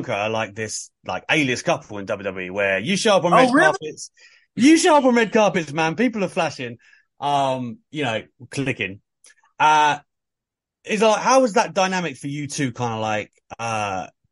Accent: United Kingdom; speaking as a Brit

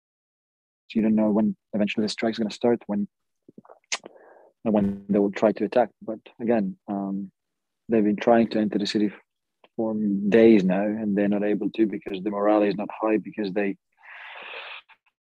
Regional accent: Kyiv, Ukraine; moved away as an adult; also born or lived in Kharkiv, Ukraine; now in Hungary; That's my city. I was born in Kyiv. I am from Ukraine.

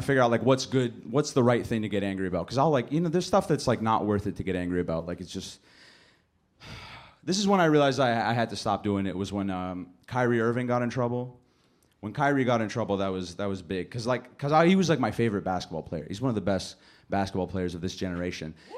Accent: Canada; My family's from Lebanon. You know, I'm from Canada. Like, I'm raised in Canada.

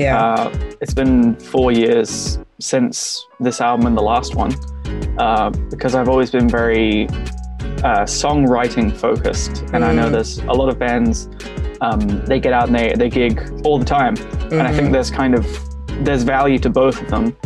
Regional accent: Brisbane, Queensland, Australia; I'm from Brisbane, Australia

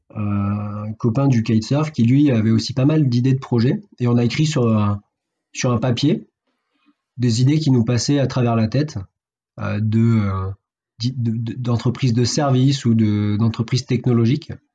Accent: Fréjus, Provence-Alpes-Côte d'Azur, France; now in Montpellier, France; je suis né à Fréjus

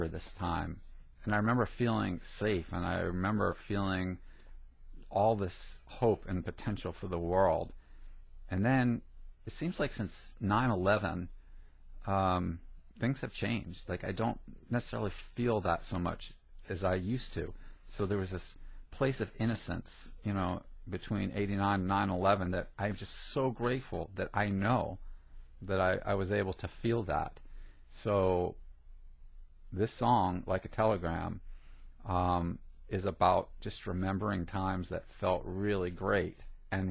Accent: New Jersey, United States; I grew up in Jersey

